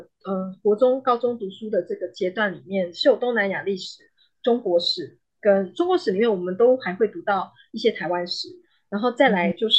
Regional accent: Johor Bahru, Johor, Malaysia; 我是在那里长大？后来六岁的时候，我爸爸呃要到新加坡工作，我们就落呃定居在呃新山柔佛州的新山

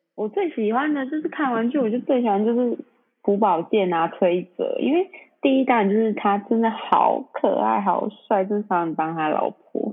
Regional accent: Taiwan; 我是台湾，我们台湾人

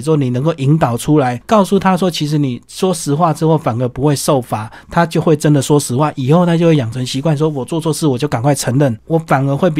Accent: Taiwan; 不像我们台湾人啊。

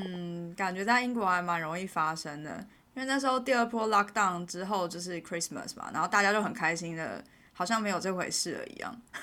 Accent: Taiwan; moved away as an adult; now in United Kingdom; 我来自台湾啊

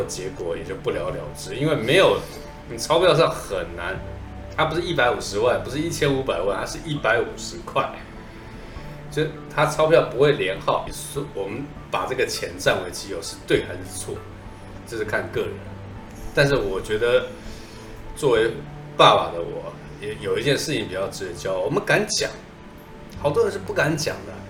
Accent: Beijing, China; accent: Beijing dialect; 我们北京话不讲老子，老子就是我，就是你爸爸，老子，

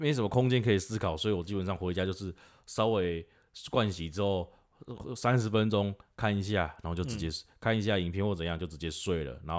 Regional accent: Taiwan; 至少他们有接受在这边要变成我们台湾人的形状。

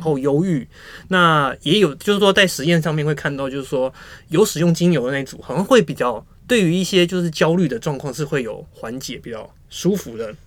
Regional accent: Taiwan; 我们台湾人

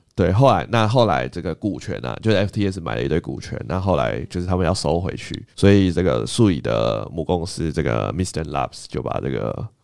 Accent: Taiwan; 身为台湾人

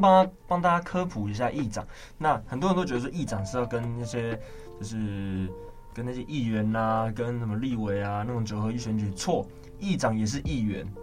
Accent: Taiwan; 身为台湾人

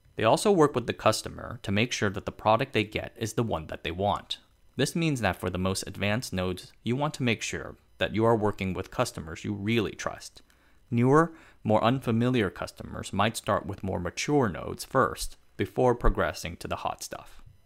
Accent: Tainan, Taiwan; my hometown of Tainan

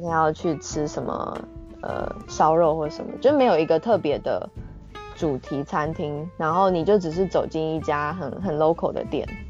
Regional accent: Taiwan; moved away as an adult; also born or lived in Czech Republic; now in Japan; 身为台湾人

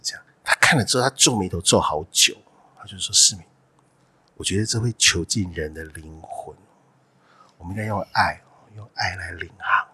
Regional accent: Hualien County, Taiwan; moved away as an adult; 从花莲来的

